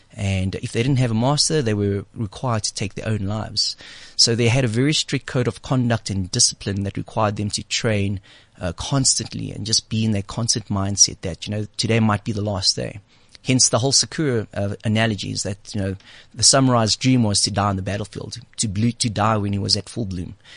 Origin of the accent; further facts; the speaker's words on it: South Africa; moved away; the 18 years that I grew up in South Africa